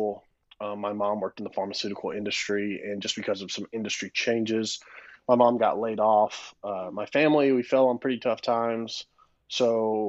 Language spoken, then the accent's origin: English; Florence, Alabama, United States; moved away as an adult; also born or lived in Tuscaloosa, Alabama; now in Texas, United States; I'm from an area known as the Shoals in northwest Alabama, Florence specifically. Grew up there my whole life